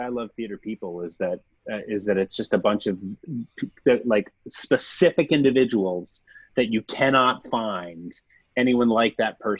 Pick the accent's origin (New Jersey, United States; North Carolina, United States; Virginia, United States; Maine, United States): North Carolina, United States; moved away as an adult; also born or lived in Pittsburgh; I'm from North Carolina originally